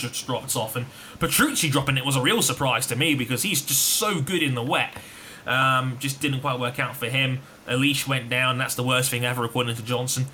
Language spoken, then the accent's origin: English; England, United Kingdom; I'm English.